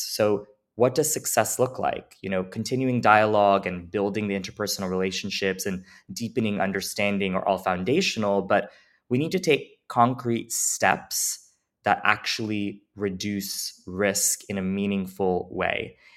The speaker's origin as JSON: {"language": "English", "country": "United States", "also_born_or_lived": "New Jersey", "said": "I'm a first generation American"}